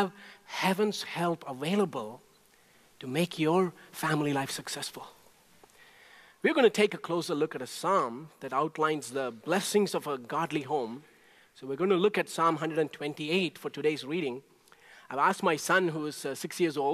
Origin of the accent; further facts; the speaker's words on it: India; moved away; when I was growing up in India